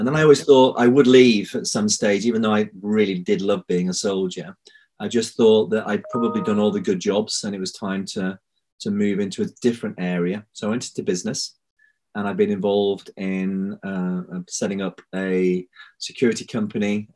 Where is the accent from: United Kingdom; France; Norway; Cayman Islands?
United Kingdom; Bradford, Yorkshire and the Humber; I was born in Bradford, so I'm a Yorkshireman